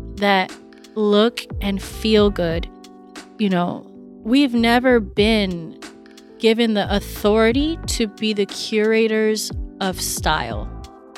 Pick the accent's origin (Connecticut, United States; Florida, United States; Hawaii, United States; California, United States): California, United States; Santa Barbara; moved away as an adult; also born or lived in New York; Growing up in Santa Barbara and going to school at Parsons